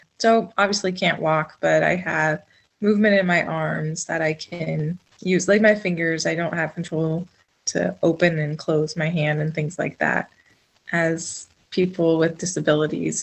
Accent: Ellensburg, Washington, United States; I'm from Ellensburg, Washington. It's a small town, kind of right in the middle of the state.

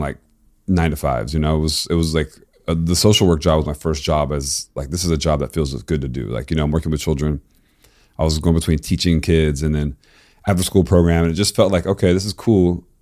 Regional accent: Florida, United States; moved away; also born or lived in Tennessee / East Coast; I loved, like, Miami bass music growing up in Florida.

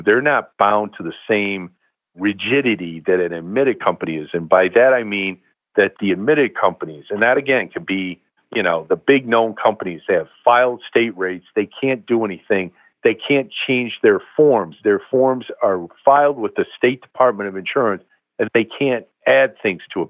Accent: Bangor, Maine, United States; I was born in Bangor, Maine

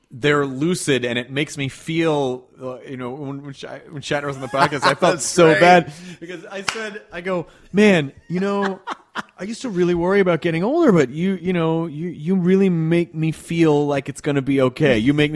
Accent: Memphis, Tennessee, United States; also born or lived in Kentucky; I grew up in the South. I was born in Kentucky and grew up in Memphis, Tennessee, and was always sort of socially outcast.

